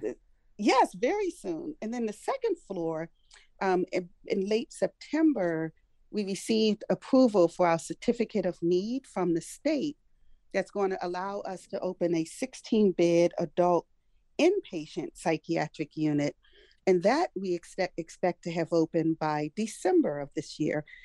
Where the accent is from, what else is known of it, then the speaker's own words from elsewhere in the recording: Prince George's County, Maryland, United States; also born or lived in Washington, D.C.; I was born in Washington, D.C., I've pretty much lived almost my entire life and where I continue to live here in Prince George's County.